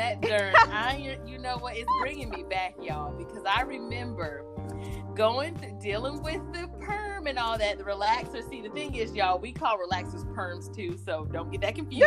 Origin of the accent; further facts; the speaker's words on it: the South, United States; growing up in the South, you know, I grew up with my grandparents along with my mom and brother